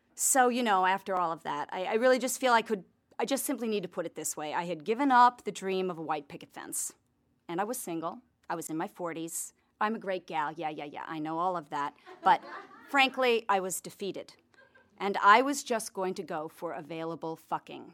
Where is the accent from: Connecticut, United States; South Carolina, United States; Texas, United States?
Connecticut, United States; also born or lived in Santa Fe; now in Los Angeles, United States; I'm a Calvinist from Connecticut